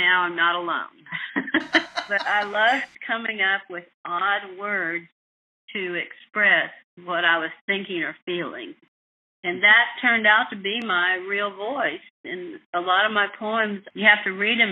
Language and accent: English; West Texas, United States; growing up in West Texas